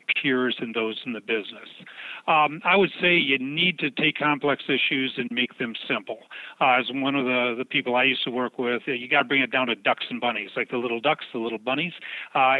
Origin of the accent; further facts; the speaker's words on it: Michigan, United States; moved away as an adult; also born or lived in Seattle, Washington / Minneapolis, Minnesota / Denver, Colorado; I was brought up in Michigan